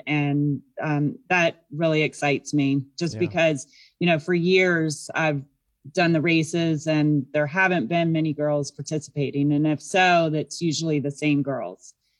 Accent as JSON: {"language": "English", "region": "Virginia", "country": "United States", "tie": "born or raised there", "said": "Yeah, I grew up in Virginia, and then I was a student at WVU."}